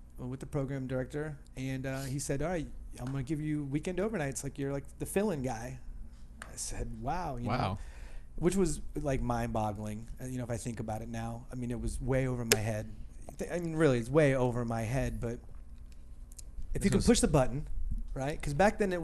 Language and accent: English; Dayton, Ohio, United States; also born or lived in Toledo, Ohio; Dayton, Ohio, which is my hometown here